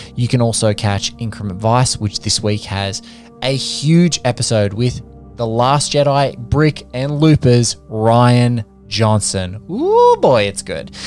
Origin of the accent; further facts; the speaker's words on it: Sydney, New South Wales, Australia; Western Sydney. You know, around where I worked. You know, my first jobs out of high school